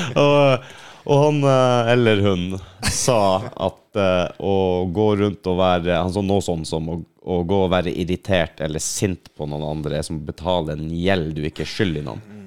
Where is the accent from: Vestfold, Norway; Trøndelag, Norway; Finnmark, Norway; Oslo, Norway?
Finnmark, Norway; moved away; Jeg er fra Finnmark